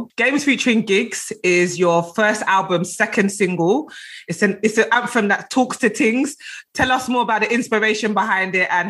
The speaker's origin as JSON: {"language": "English", "region": "London", "country": "United Kingdom", "said": "I'm from South London. So, you know, I was just going toot toot, South London Connect in the building."}